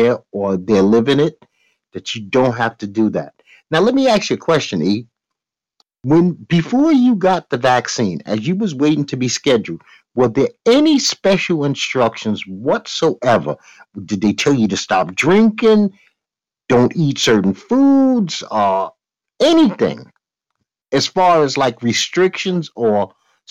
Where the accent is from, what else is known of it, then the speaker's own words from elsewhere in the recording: New York, United States; I'm a New Yorker.